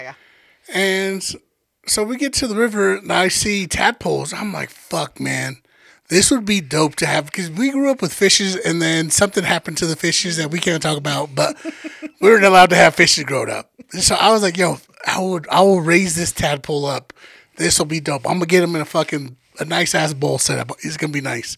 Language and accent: English; Denver, Colorado, United States; just because we're from Denver doesn't mean like we were out in the wilderness